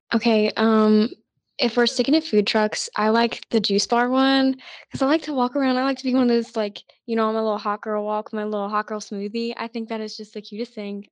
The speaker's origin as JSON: {"language": "English", "town": "Tuscaloosa", "region": "Alabama", "country": "United States", "said": "I'm actually from Tuscaloosa"}